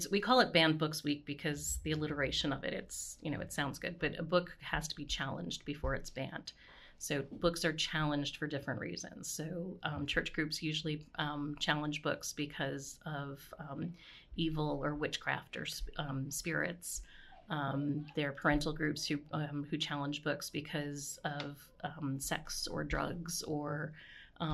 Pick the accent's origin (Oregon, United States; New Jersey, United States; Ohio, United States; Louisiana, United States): New Jersey, United States; moved away as an adult; now in Baltimore, United States; I grew up in New Jersey, so I'd go into New York